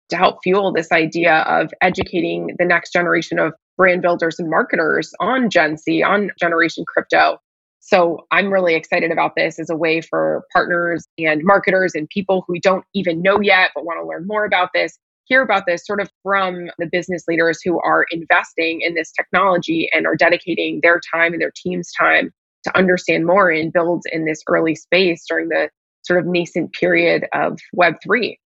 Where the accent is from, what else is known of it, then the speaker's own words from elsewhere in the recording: Nashville, Tennessee, United States; now in Miami, United States; I'm currently based in Miami, Florida. I'm originally from Nashville, Tennessee, and there's been like 10 stops in the middle of those two things.